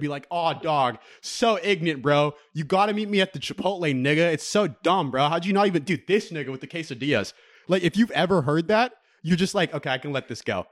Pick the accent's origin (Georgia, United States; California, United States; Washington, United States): California, United States; Middlefield; I grew up on Middlefield